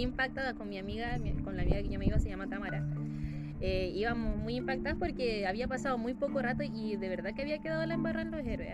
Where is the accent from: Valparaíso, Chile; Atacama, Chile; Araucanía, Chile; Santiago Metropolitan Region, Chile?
Santiago Metropolitan Region, Chile; Peñaflor; somos eh, de Peñaflor, entonces como somos provincianos